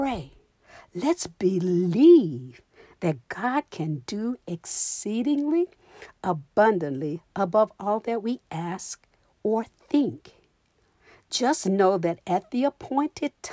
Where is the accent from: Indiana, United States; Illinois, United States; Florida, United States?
Florida, United States; I'm from Florida. It's very hot in Florida.